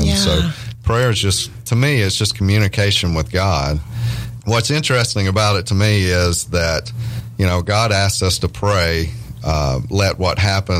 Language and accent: English; Louisiana, United States; accent: redneck hillbilly; also born or lived in Nashville; I'm from a small town in Louisiana, as you may can hear in my accent.